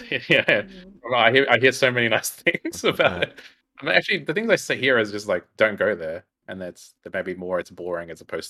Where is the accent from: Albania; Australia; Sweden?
Australia; Melbourne, Victoria; now in Portland, United States; I'm from Melbourne, Australia too. When you say that, but I am in Portland, Oregon, though.